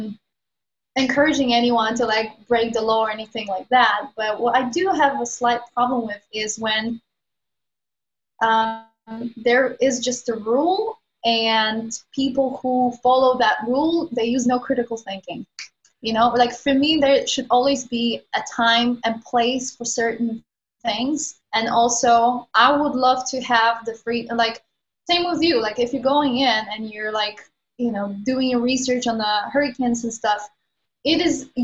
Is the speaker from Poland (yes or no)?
yes; Poland; moved away as an adult; also born or lived in London; I moved out of Poland when I was like 18, I moved to London.